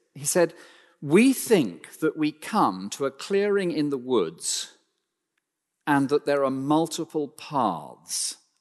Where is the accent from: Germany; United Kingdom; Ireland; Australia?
United Kingdom; we're so British